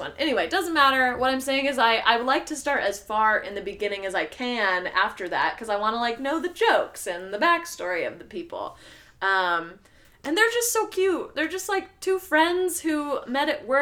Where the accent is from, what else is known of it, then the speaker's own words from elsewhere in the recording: United States; we are from America